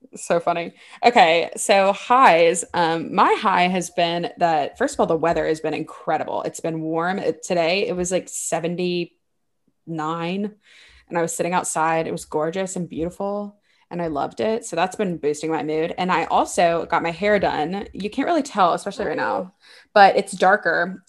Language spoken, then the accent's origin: English; Baton Rouge, Louisiana, United States; moved away; I grew up in Baton Rouge